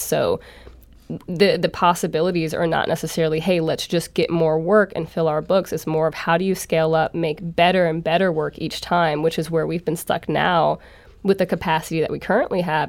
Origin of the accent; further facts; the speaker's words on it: St. Louis, Missouri, United States; also born or lived in New Orleans / Chicago; I'm born and raised in Saint Louis